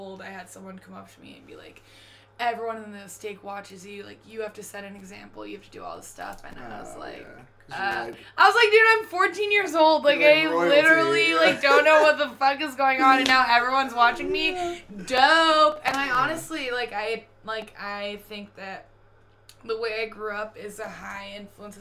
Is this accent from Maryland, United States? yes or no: no; California, United States; now in Idaho, United States; growing up in California, I was one of, like, five or six Mormons in my entire school.